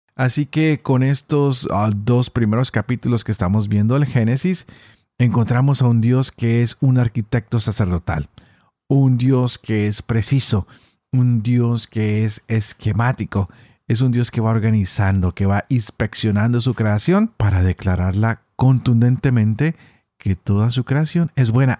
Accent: Colombia; yo que soy colombiano

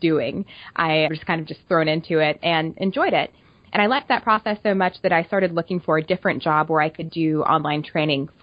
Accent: Oklahoma, United States; moved away as an adult; now in Kansas City, United States; I am from Oklahoma, and after I finished school, I moved to Kansas City

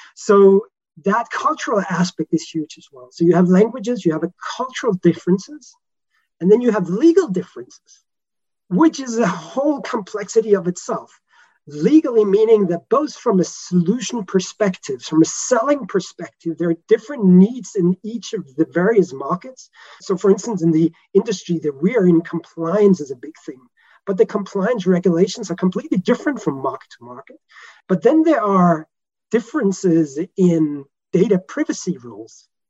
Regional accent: Denmark; moved away; I'm originally from Denmark

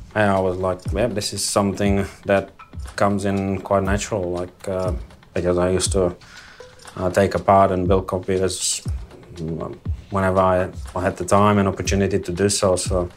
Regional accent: Eastern Europe, Czechia; English is a second language; moved away as an adult; now in Australia; I grew up in Eastern Europe, and police was not something you would really aspire to be.

